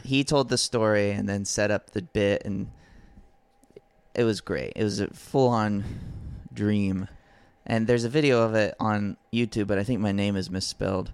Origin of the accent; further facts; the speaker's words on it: Alabama, United States; grew up in Alabama